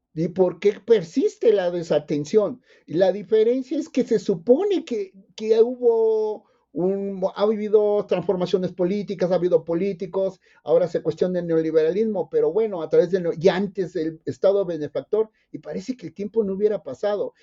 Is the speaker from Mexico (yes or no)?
yes; Isthmus of Tehuantepec, Oaxaca, Mexico; moved away; soy, soy nativo, originario del istmo de Tehuantepec